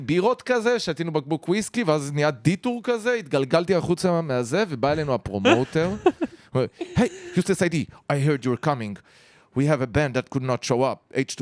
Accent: Haifa, Haifa District, Israel; היינו כחיפאים, ארבעתנו

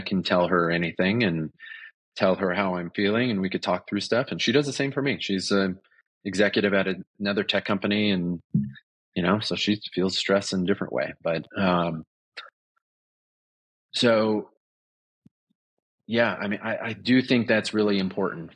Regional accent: Southern California, United States; moved away as an adult; also born or lived in Los Angeles, California; now in Colorado, United States; I grew up in Southern California.

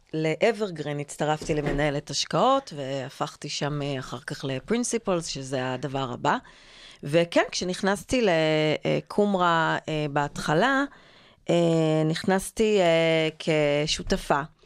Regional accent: Israel; נולדתי וגדלתי בקיבוץ

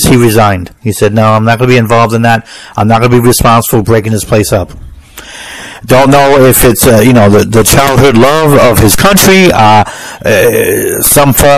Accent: United States; I'm an American

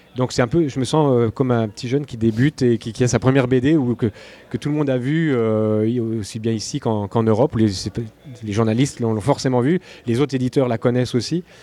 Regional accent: Burgundy, Bourgogne-Franche-Comté, France; moved away as an adult; also born or lived in Antilles; now in Quebec, Canada; Je suis né en Bourgogne. Là, où on fait du bon vin

